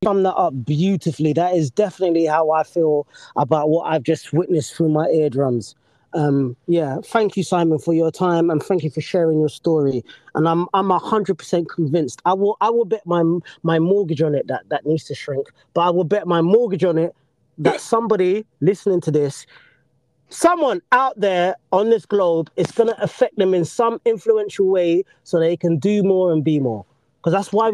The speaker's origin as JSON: {"language": "English", "country": "Jamaica", "said": "I'm from Jamaica."}